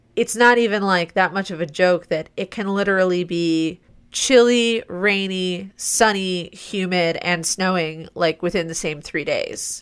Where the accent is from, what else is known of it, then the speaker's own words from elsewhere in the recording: Midwest, United States; also born or lived in Ohio; as a Midwesterner, like, Detroit area